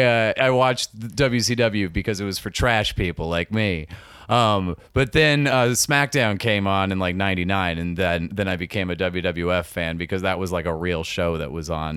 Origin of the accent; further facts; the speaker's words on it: Minneapolis, Minnesota, United States; Minneapolis, Minnesota.